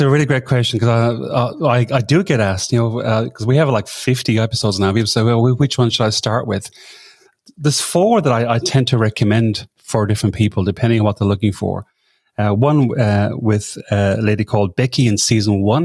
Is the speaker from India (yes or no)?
no; Ireland; moved away as an adult; now in Sydney, Australia; I'm from Ireland originally, but I came over this part of the world that long ago.